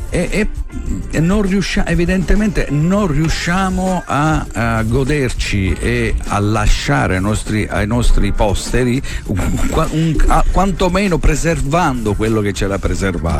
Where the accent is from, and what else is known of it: Marsala, Sicily, Italy